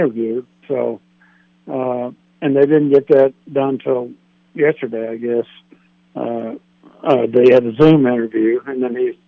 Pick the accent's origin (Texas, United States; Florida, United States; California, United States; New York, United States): Texas, United States; I'm from Texas.